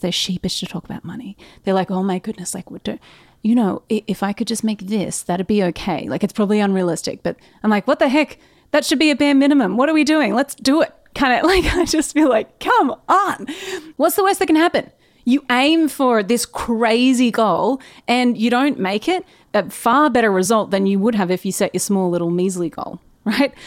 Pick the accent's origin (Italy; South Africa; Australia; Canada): Australia; as an Australian business owner